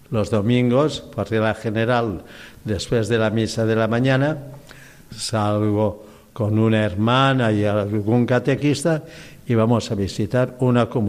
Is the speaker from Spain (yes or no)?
yes; Petra, Balearic Islands, Spain; No, yo estaba aquí en España, de España, bueno, también es España. Yo salí de Petra, Mallorca, el pueblo de Junípero Serra, el gran misionero también.